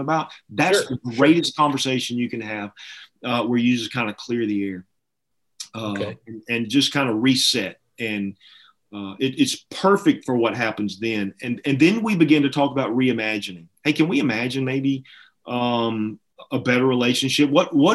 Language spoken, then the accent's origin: English; Alabama, United States; I'm from Alabama.